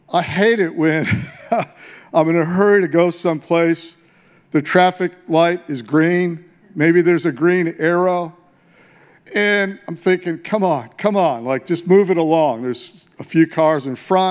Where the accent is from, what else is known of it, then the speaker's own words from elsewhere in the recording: Detroit, Michigan, United States; moved away as an adult; also born or lived in San Diego; now in Australia; I came out of incredible darkness in the city of Detroit, wasn't born in a Christian family